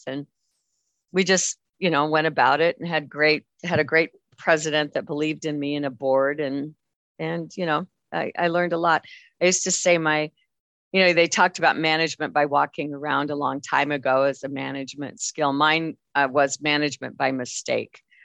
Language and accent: English; Wyoming, United States; i'm very very proud of my wyoming heritage